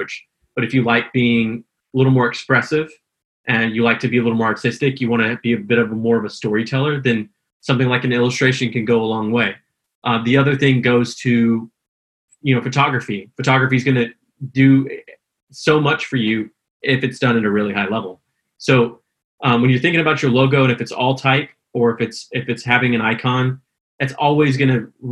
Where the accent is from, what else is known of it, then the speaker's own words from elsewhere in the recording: Houston, Texas, United States; also born or lived in Austin, Texas; I'm originally from Houston, Texas, in transition to Austin